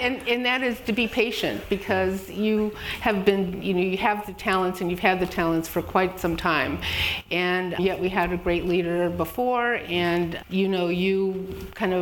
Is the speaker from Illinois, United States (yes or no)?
yes; Chicago, Illinois, United States; I'm born and raised in Chicago